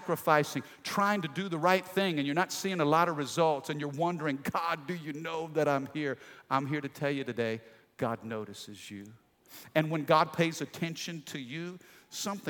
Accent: Midwest, United States; I grew up in the Midwest in a small little country town

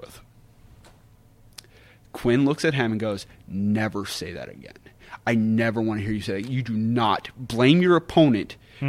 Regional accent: West Virginia, United States; I'm from West Virginia. I love being from West Virginia.

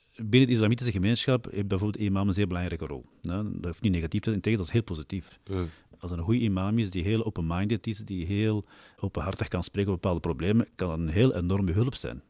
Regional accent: Mechelen, Flanders, Belgium; geboren en getogen in Mechelen

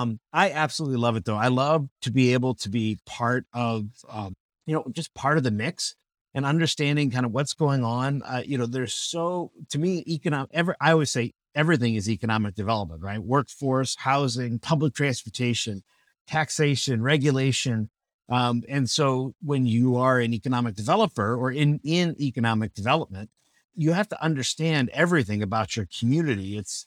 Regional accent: Burbank, California, United States; now in Peoria, United States; It's almost always the question that people ask when they find out I'm from Burbank, California.

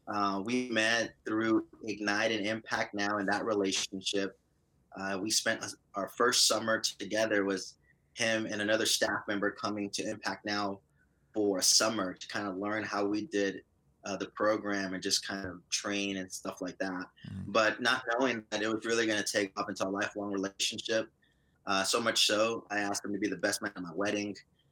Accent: Brownsville, Texas, United States; So I am originally from South Texas. I was born in Brownsville and had the privilege of being raised in a Christian home.

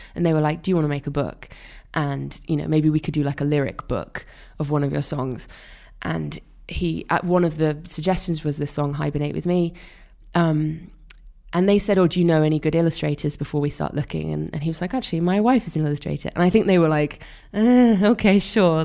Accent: Wales, United Kingdom; born or raised there

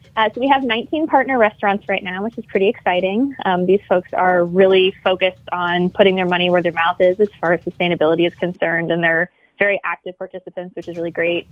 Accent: Illinois, United States; moved away as an adult; now in Louisiana, United States; I'm from Illinois

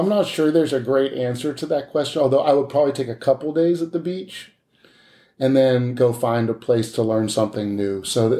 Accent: outside of Boston, Massachusetts, United States; moved away; I grew up outside of Boston

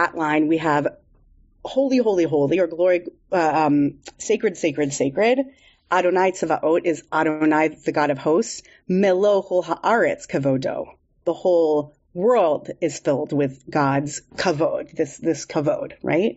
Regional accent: San Diego, California, United States; I grew up in San Diego

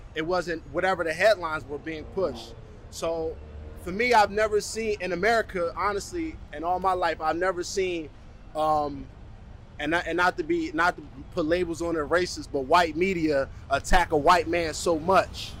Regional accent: United States; now in Canada; I'm an American citizen. I actually been stuck here in Canada since this whole situation has transpired

